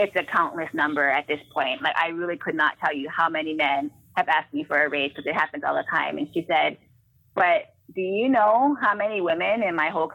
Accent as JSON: {"language": "English", "region": "Hawaii", "country": "United States", "tie": "born or raised there", "said": "I grew up in Hawaii"}